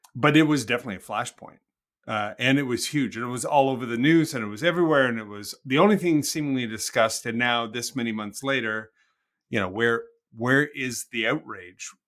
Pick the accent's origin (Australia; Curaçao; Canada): Canada; I'm a Canadian.